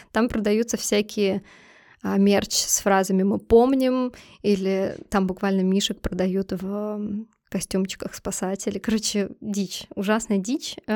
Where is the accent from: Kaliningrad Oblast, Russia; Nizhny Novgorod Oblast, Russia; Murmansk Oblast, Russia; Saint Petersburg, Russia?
Saint Petersburg, Russia; Ну, да, мы из Питера, нам можно.